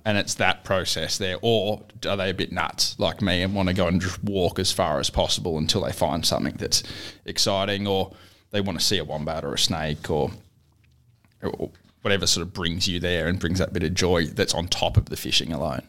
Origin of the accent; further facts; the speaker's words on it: Gold Coast, Queensland, Australia; growing up on the Gold Coast